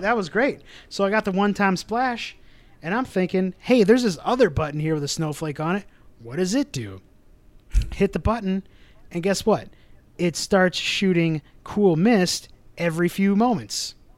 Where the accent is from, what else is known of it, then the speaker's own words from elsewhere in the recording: Midwest, United States; we're from the Midwest